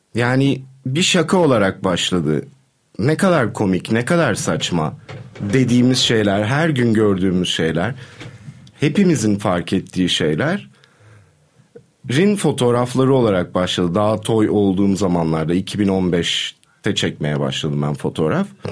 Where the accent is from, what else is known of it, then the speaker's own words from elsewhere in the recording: Istanbul, Turkey; burada doğdum, burada büyüdüm ve 20'lerimi burada kaybettim